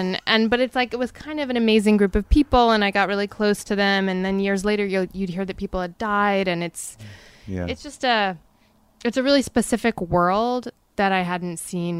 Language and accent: English; Amherst, Massachusetts, United States; Amherst, Massachusetts.